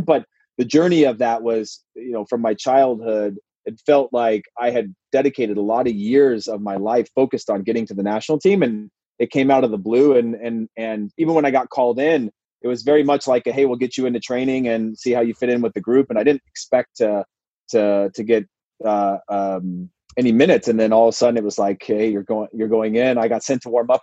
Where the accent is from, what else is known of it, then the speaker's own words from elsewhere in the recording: Modesto, California, United States; also born or lived in Portland, Oregon; was born and raised in Modesto, went to Portland, came back to Modesto again